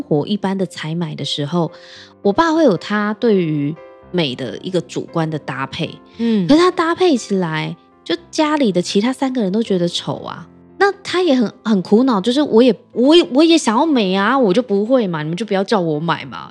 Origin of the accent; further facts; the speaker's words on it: Keelung, Taiwan; 我的家乡是基隆嘛，基隆有很多也是在巷弄里的小吃